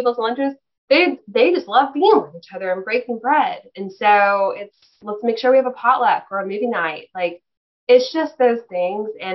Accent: Texas, United States; we're from Texas

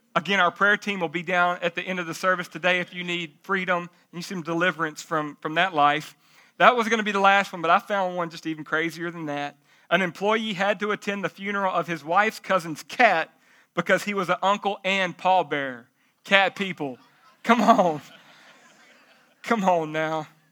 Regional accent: Jacksonville, United States; I'm from Jacksonville, but it ain't that bad

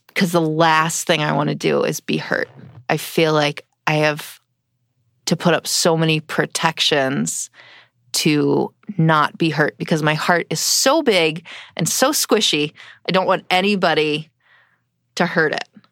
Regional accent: East Coast, United States; I grew up on the East Coast

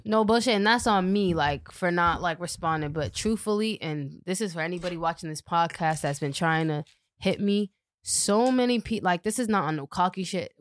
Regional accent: Boston, Massachusetts, United States; I grew up in Dorchester

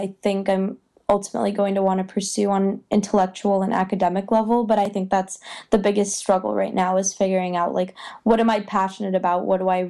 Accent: California, United States; also born or lived in Belarus; I was born in Belarus. When I was 4, I moved to California

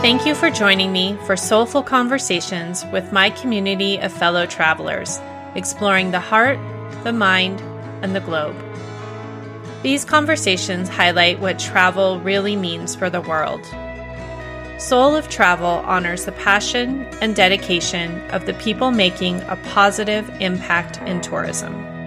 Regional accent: Montana, United States; the little town that I grew up in Montana

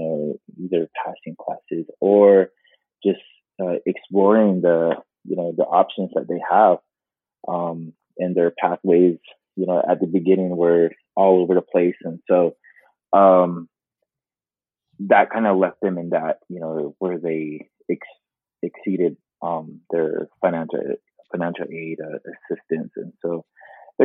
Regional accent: United States; moved away; I was born and raised on the Navajo Reservation.

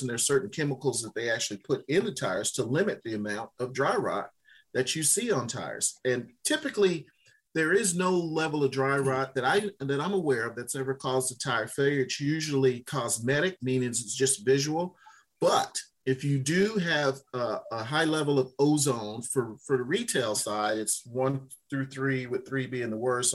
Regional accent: Louisiana, United States; moved away; my home state of Louisiana

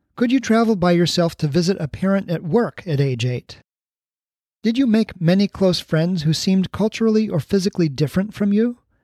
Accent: Honolulu, Hawaii, United States; moved away; also born or lived in Columbus, Ohio; my immigrant friends growing up in Honolulu

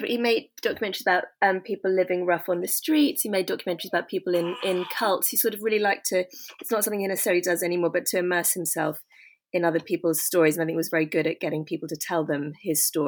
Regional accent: London, United Kingdom; I was born in London and kind of educated there, sort of in southwest London, sort of suburbia. And I still live in London

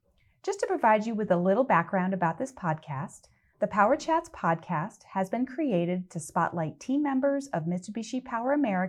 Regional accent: New York, United States; I'm from that area as well. I've been down in Florida for quite a while, but I know Saratoga. I'm from a little town just south of it.

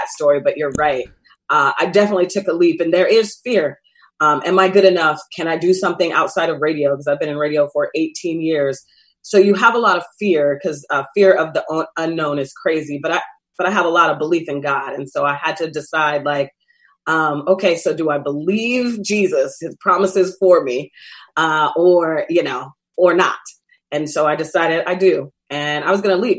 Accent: Seattle, Washington, United States; Born and raised in Seattle, Washington

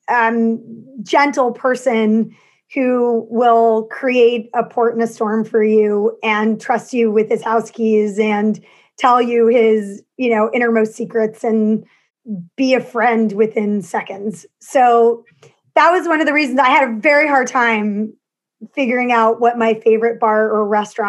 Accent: New York City, New York, United States; I grew up in New York. I grew up in the neighborhood that After Hours was shot in. I grew up in Soho

